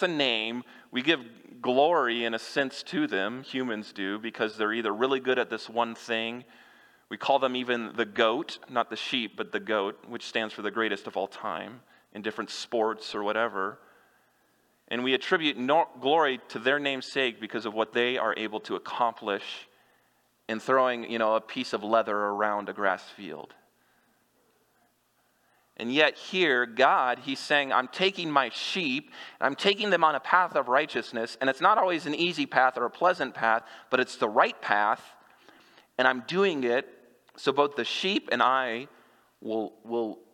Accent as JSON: {"language": "English", "region": "Kansas", "country": "United States", "tie": "born or raised there", "moved": "yes", "said": "I grew up in Kansas"}